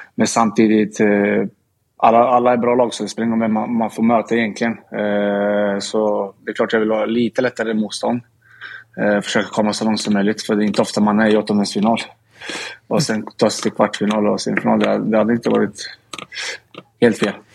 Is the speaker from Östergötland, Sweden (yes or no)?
yes; Linköping, Östergötland, Sweden; now in Stockholm, Sweden; jag kommer från Linköping